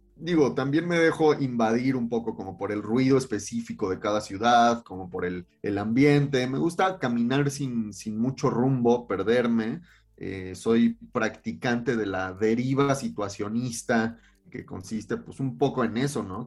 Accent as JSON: {"language": "Spanish", "town": "Cuernavaca", "region": "Morelos", "country": "Mexico", "tie": "born or raised there", "also_born_or_lived": "Mexico City", "said": "yo nací en la Ciudad de México, pero crecí allá y pasé toda mi infancia de ese lado"}